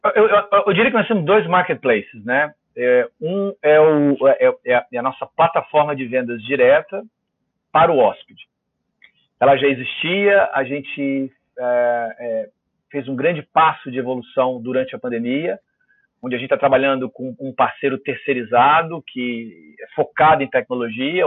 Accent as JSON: {"language": "Portuguese", "town": "Vitória", "region": "Espírito Santo", "country": "Brazil", "said": "eu sou capixaba"}